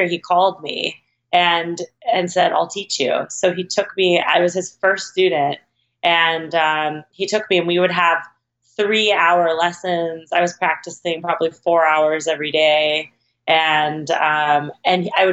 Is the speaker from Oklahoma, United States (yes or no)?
yes; Oklahoma, United States; moved away as an adult; now in Los Angeles, United States; when I graduated high school, I moved to Los Angeles from Oklahoma